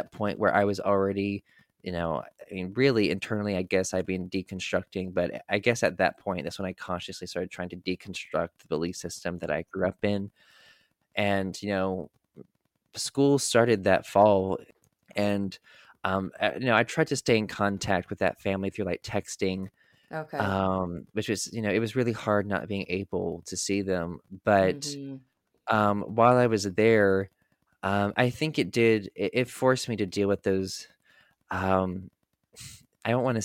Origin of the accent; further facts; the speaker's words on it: North Carolina, United States; the house that I grew up in North Carolina